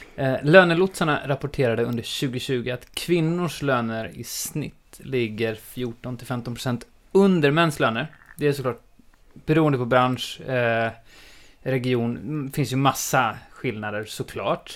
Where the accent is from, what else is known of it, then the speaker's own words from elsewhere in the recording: Sweden; also born or lived in Australia; jag är klassisk svensk